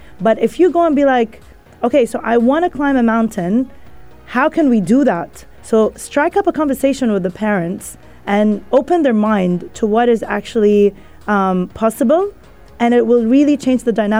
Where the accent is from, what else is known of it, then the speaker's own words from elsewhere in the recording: Kuwait; Look, I grew up in Kuwait, you know, in a very conservative family, like the typical, right? Like my parents are Egyptian.